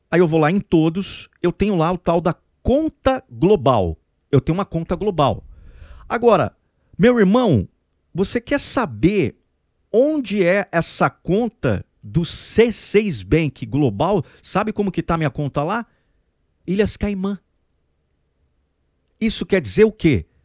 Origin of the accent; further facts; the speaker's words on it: Brazil; Nós Somos pessoas motivadas, nós somos brasileiros com muito orgulho, mas nunca foi uma. uma é, é, colocar todos os ovos no nosso país nunca foi um negócio bacana